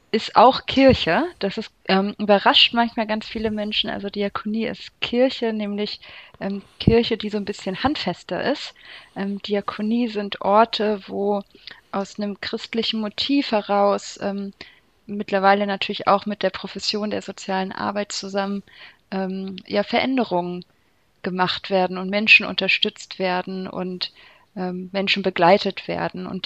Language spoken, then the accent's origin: German; Hanover, Lower Saxony, Germany; ja, ich komme aus Hannover. Ähm, bestimmt wegen des Hochdeutsch